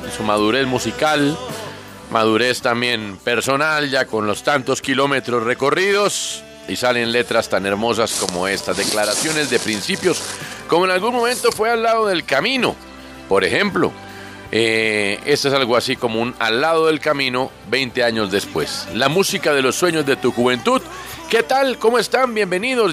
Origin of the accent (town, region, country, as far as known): Colombia